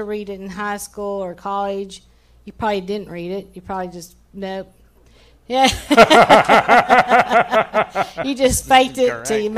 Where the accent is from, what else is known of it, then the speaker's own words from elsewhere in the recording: Odessa, Texas, United States; we grew up in Odessa, Texas, Stan